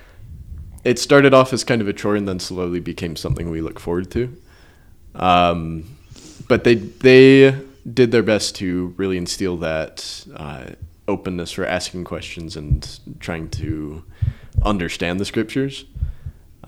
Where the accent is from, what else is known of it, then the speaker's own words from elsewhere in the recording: California, United States; moved away; I grew up in California